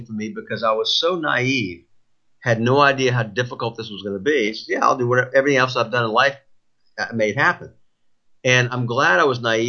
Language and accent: English; United States; being a U.S., being an American citizen